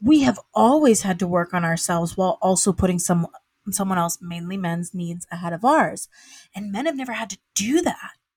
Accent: the South, United States; moved away; I'm from the South, and I would, I would, and from a primarily, like, w, white, white Christian South

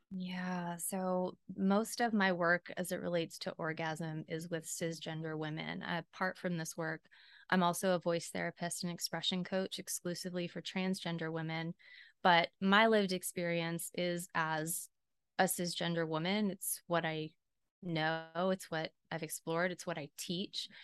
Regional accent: Southeast, United States; I was raised in the Southeast

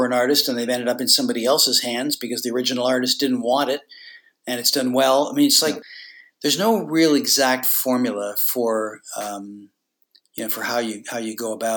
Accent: Toronto, Ontario, Canada; when I was a kid growing up in Toronto

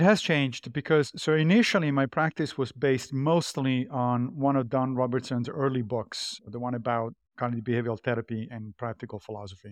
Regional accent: Rome, Lazio, Italy; I grew up Catholic in Rome, in Italy.

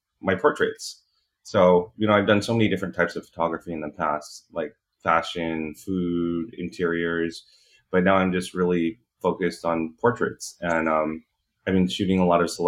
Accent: Hacienda Heights, California, United States; I grew up in Hacienda Heights

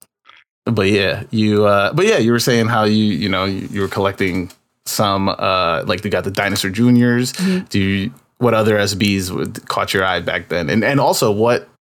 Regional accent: New York, United States; I'm from New York

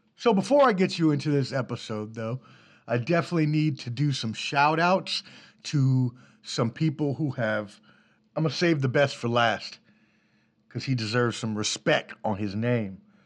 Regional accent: Washington, District of Columbia, United States; I grew up in DC on the East Coast

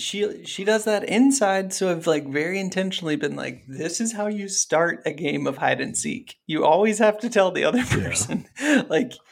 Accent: Ohio, United States; I grew up in Ohio

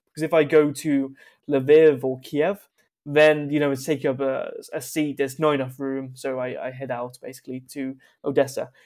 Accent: United Kingdom; a British person with a history of colonization

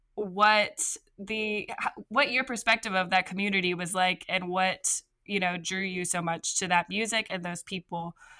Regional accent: Evangeline Parish, Louisiana, United States; I'm actually from Evangeline Parrish

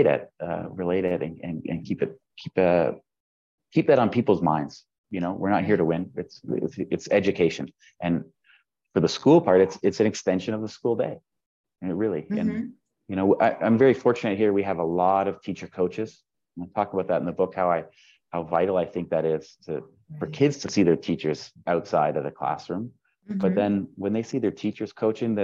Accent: Southern Ontario, Canada; moved away as an adult; now in Vienna, Austria; as a kid growing up in Southern Ontario

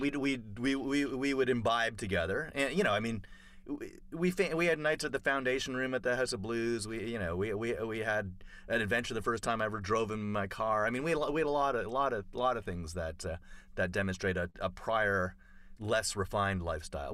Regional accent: Toronto, Ontario, Canada; moved away; I grew up in Toronto

